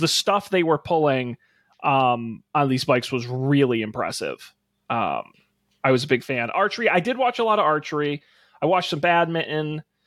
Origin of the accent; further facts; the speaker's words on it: Massachusetts, United States; I'm from Massachusetts